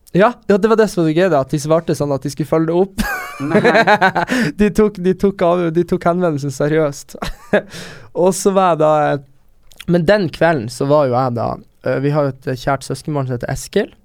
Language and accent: Norwegian; Northern Norway, Norway; moved away; der vi er fra